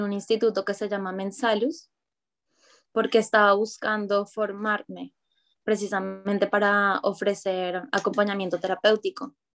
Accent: Medellín, Antioquia, Colombia; moved away as an adult; also born or lived in Bogotá; now in Barcelona, Spain; yo nací en Medellín, en la región de Antioquia

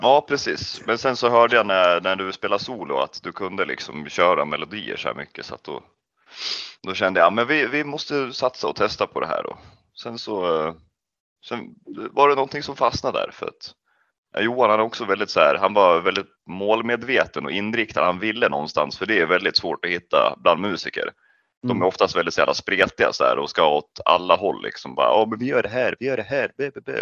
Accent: Kolbäck, Västmanland, Sweden; jag kommer ifrån Kolbäck

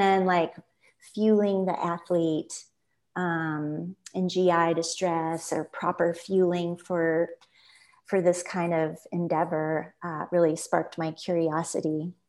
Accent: Midwest, United States; I grew up in the Midwest, and I just finally had the light bulb.

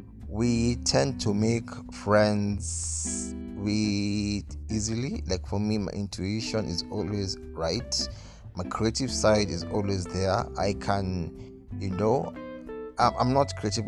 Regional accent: Nairobi, Kenya; I grew up in Nairobi, Kenya

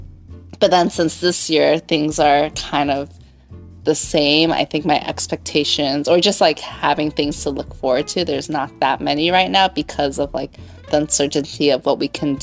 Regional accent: Foster City, California, United States; I grew up in Foster City, so it's just 30 minutes south of San Francisco

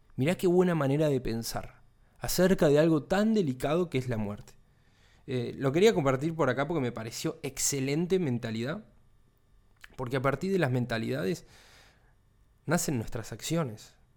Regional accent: Argentina; Acá en Argentina, de donde soy yo

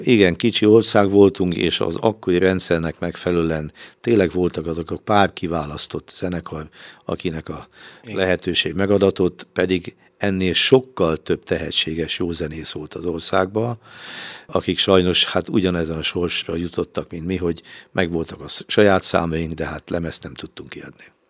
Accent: Veszprém, Veszprém County, Hungary; mivel a Cserháton, ö, laktak, és én is ott laktam, ott is születtem, a Cserhát utca huszonnyolc számú házban

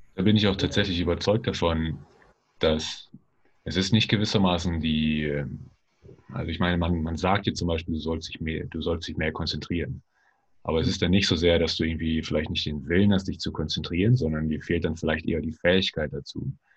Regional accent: Germany; wir quasi auch als Deutsche

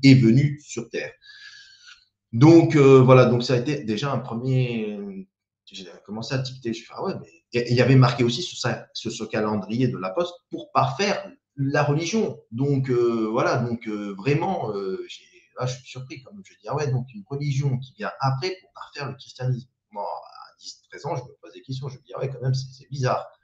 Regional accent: the South, south of France, France; moved away as an adult; now in Île-de-France, France; quand on vient du Sud

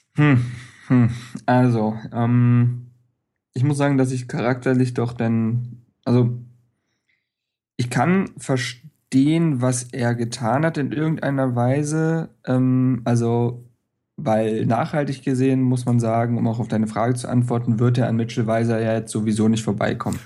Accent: Berlin, Germany; als Berliner

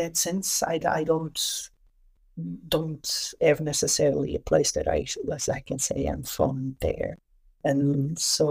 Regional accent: Lisbon, Portugal; also born or lived in Douro region, Portugal; we moved to Portugal. I grew up mostly around Lisbon

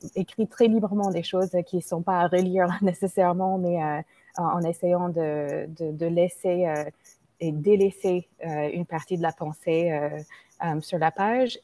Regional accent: United States; French is a second language; moved away as an adult; now in France; je suis une Américaine d'origine indienne qui vit en France depuis 20 ans

